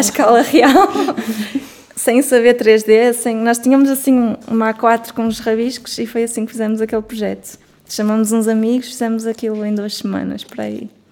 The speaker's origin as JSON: {"language": "Portuguese", "region": "Norte", "country": "Portugal", "accent": "northern", "said": "do norte, nós somos como se pode notar a nossa pronúncia"}